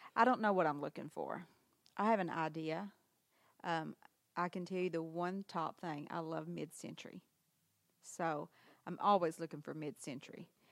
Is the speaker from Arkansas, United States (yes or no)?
yes; Harrisburg, Arkansas, United States; also born or lived in Memphis; I was born in, in Memphis, but then I've lived here in Harrisburg my whole life.